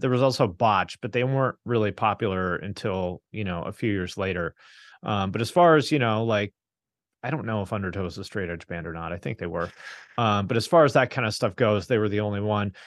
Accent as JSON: {"language": "English", "town": "Seattle", "region": "Washington", "country": "United States", "tie": "born or raised there", "also_born_or_lived": "Bellingham, Washington / Cincinnati", "moved": "yes", "said": "I grew up in the Seattle area"}